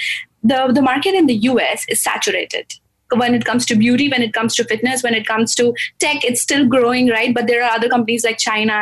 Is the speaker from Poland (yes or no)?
no; Gujarat, India; moved away as an adult; now in United States; I'm from Gujarat